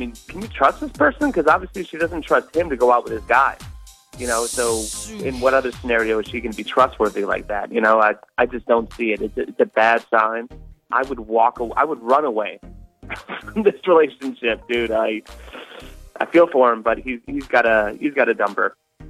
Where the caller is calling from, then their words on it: Shreveport, Louisiana, United States; Hey, this is …. I'm from Shreveport.